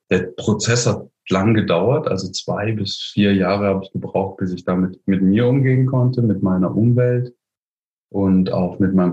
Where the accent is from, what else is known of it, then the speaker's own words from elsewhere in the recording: Heidelberg, Baden-Württemberg, Germany; Ich komme aus Heidelberg